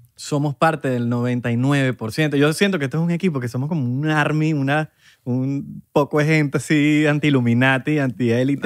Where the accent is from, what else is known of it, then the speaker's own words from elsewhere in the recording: Venezuela; a nosotros, bueno, va en Venezuela